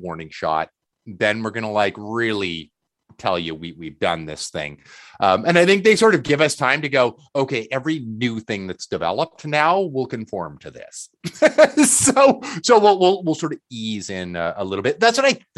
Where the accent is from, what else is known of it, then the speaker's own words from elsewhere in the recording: Canada; As a Canadian